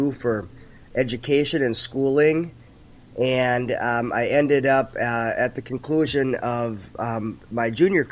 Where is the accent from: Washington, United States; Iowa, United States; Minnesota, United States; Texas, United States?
Minnesota, United States; St. Paul; I grew up on right on the border of Maplewood and St. Paul over near Lake Phelan